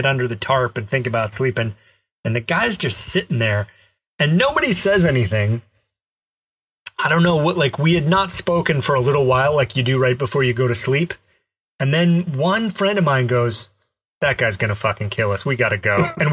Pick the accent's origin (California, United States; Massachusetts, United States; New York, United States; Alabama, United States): Alabama, United States; I grew up in Alabama, and I did some camping there